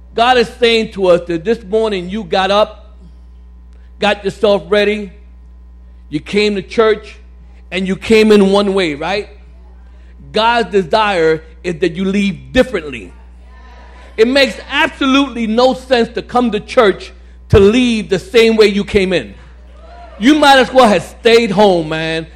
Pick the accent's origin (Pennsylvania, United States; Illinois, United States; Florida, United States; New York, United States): New York, United States; New York City; now in Staten Island, United States; I live in Staten Island, but uh, I grew up in Brooklyn, Bedford Stuyvesant, Williamsburg